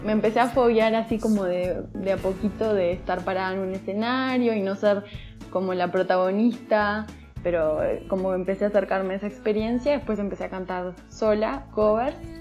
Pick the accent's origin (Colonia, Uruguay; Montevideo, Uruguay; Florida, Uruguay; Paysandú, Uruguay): Montevideo, Uruguay; now in Mexico City, Mexico; Soy de Montevideo, Uruguay, que es la capital de Uruguay. Em, Vivo en Ciudad de México.